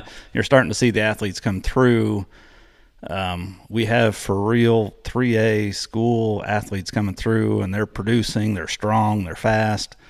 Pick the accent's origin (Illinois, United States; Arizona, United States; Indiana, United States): Indiana, United States; Palestine; I grew up in Palestine, Indiana